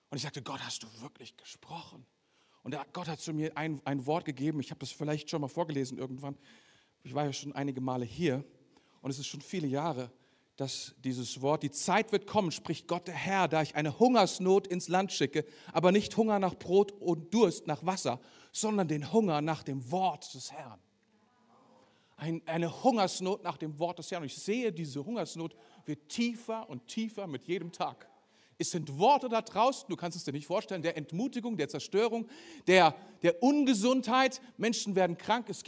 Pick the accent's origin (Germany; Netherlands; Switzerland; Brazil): Germany; Ein klein bisschen deutsch, wenn du so möchtest. Weil ich bin ja selber auch Deutscher.